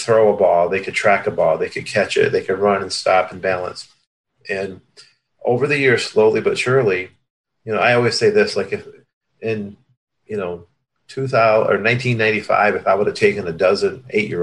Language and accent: English; Hudsonville, Michigan, United States; also born or lived in Cuba; I was born in Cuba and sponsored by a church, the Hudsonville, Michigan, which is, kind of the west side of Michigan. And we had a park, about a block from where we lived